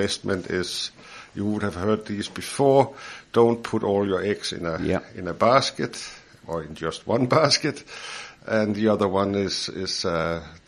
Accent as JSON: {"language": "English", "country": "Denmark", "also_born_or_lived": "Copenhagen, Denmark / New Zealand", "moved": "as an adult", "lives_now": "Hawke's Bay, New Zealand", "said": "I'm not from New Zealand. I am a New Zealand citizen, but I'm originally from Denmark"}